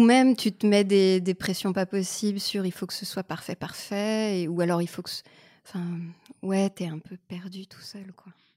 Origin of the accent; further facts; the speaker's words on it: Canada; moved away as an adult; now in France; je suis canadienne